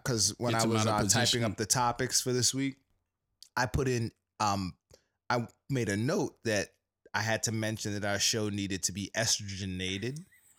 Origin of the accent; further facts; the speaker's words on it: New York, United States; I mean, I'm from New York, shouted.